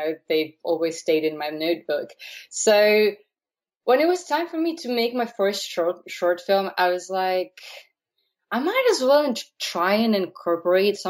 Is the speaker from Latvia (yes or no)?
yes; Latvia; now in Blessington, Ireland; I wrote it in Latvian originally, so I'm from Latvia